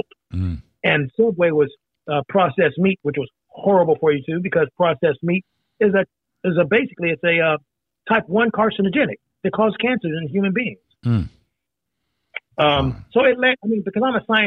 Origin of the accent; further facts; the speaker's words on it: Indiana, United States; moved away; also born or lived in Meridian, Mississippi; growing up in Indiana, partially in Indiana